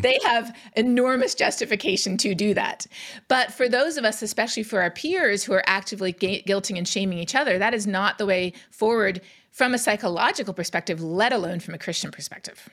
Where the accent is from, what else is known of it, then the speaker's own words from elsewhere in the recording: Canada; now in United States; I'm Canadian. Growing up in Canada